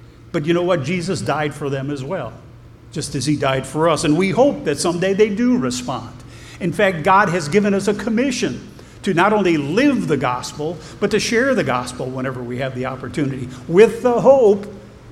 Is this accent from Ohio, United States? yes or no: yes; Ohio, United States; I'm an American. I'm from Ohio.